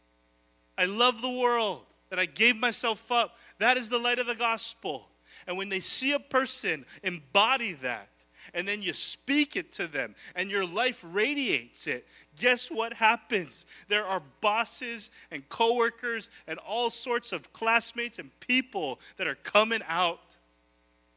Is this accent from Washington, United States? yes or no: no; Hawaii, United States; I am Filipino. I will be Filipino. I will be local. I'm a local boy. It's who I am. You can take the boy from the island